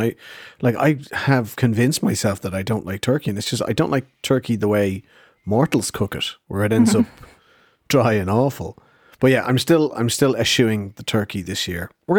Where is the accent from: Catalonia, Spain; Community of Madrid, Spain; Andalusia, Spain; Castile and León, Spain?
Community of Madrid, Spain; Madrid; born there; I was born here in Madrid.